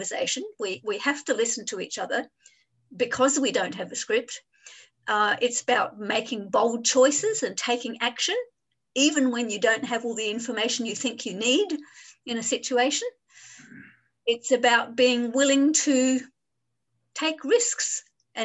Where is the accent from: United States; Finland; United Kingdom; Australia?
Australia; Adelaide, South Australia; moved away as an adult; now in Hong Kong; I grew up in Adelaide in Australia, and in 1993, I just decided I'm moving to Hong Kong, and I've been here for 27 years.